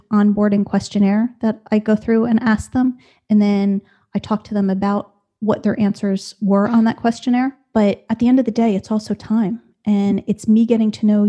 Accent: within an hour of New York City, Northeast, United States; moved away as an adult; now in Raleigh, North Carolina, United States; originally, I was from the Northeast, never lived more than an hour outside of New York City my whole life till we moved here

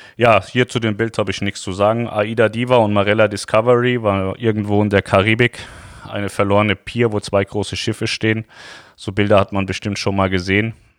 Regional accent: Lower Saxony, Germany; für uns Niedersachsen

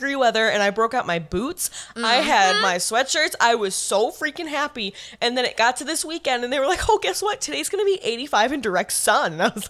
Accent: New York, United States; we're from New York

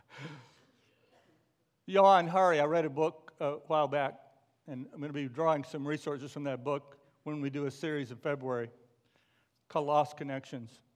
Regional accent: McKinney, Texas, United States; moved away; my hometown of McKinney, Texas

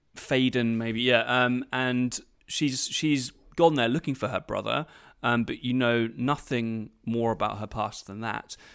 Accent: United Kingdom; I'm British.

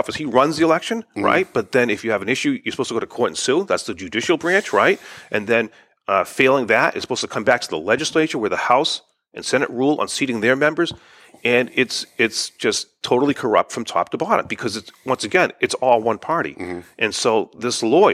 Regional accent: Woburn, Massachusetts, United States; I grew up in Woburn

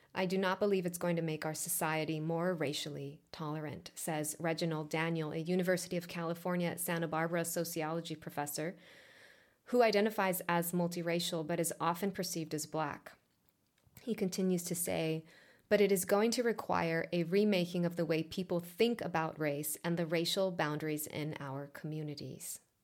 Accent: Israel; first language Hebrew; English is a second language; moved away as an adult; now in Los Angeles, United States; I was born and raised in Israel.

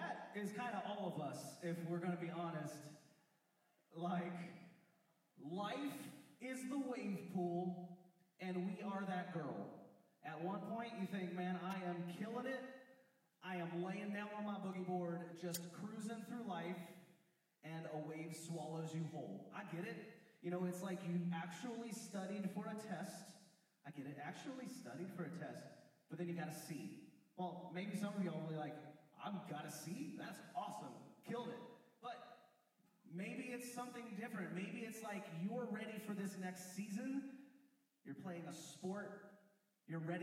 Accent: West Virginia, United States; I grew up in West Virginia

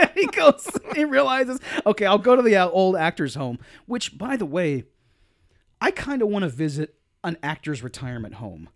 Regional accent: United States; people from my hometown

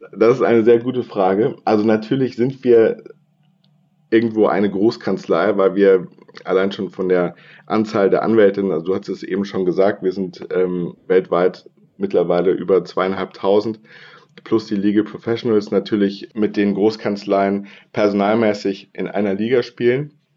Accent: Bonn, North Rhine-Westphalia, Germany; moved away as an adult; also born or lived in Passau / Hamburg; ursprünglich komme ich aus Bonn und bin Rheinländer

